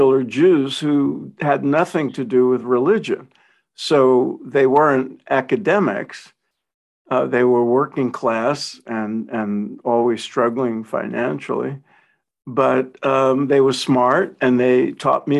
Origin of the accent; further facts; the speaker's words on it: New York City, New York, United States; grew up in Brooklyn, like I did